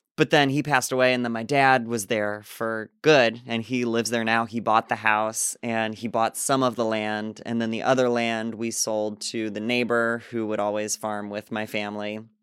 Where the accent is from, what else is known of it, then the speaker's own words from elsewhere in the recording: Illinois, United States; moved away as an adult; also born or lived in Asbury Park, New Jersey / Los Angeles; we came back to my town in Illinois, and I was doing it a lot at a club that's there in my hometown